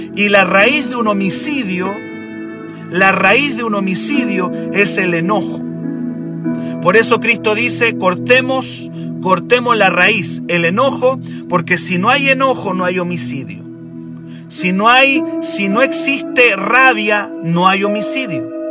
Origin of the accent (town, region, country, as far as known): Chile